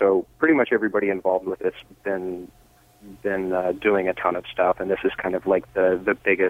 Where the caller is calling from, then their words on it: Seattle, Washington, United States; Seattle, Washington.